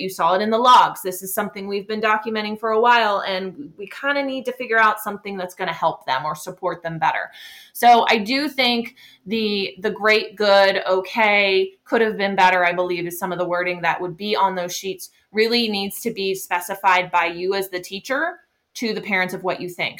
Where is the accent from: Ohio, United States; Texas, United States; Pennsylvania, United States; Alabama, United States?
Pennsylvania, United States; where I'm from. I'm from Pennsylvania, and that's part of our teacher evaluation